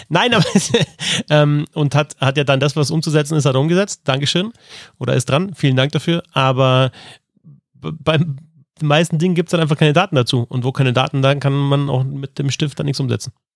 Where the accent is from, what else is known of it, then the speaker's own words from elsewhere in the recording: Hausham, Bavaria, Germany; in meiner Kindheit und Jugend auf dem Eisplatz in Haus, an diesem Ort